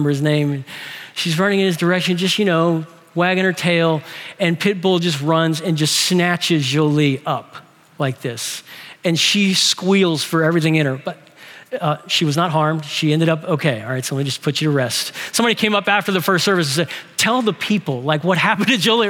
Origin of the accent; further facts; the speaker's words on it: New Orleans, Louisiana, United States; we're from New Orleans